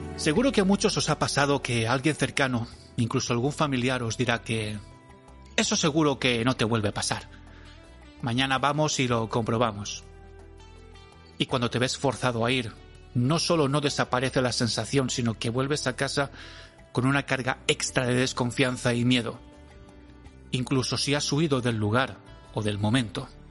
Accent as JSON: {"language": "Spanish", "area": "a town about 55 km from Valencia", "region": "Valencian Community", "country": "Spain", "said": "desde mi pueblo a Valencia, que son unos 55"}